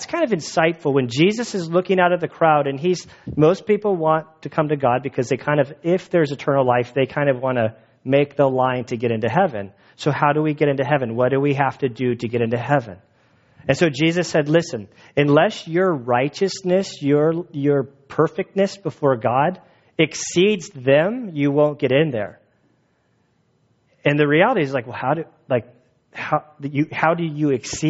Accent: United States; moved away; I'm an American

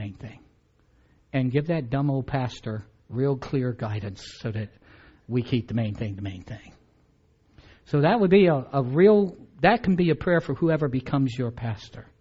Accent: Delmarva Peninsula, United States; I'm from Delmarva. There's chickens everywhere there.

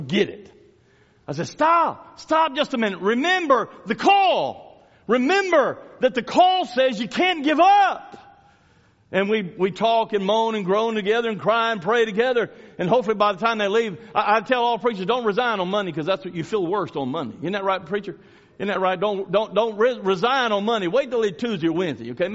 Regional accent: Louisiana, United States; moved away; I grew up in Louisiana

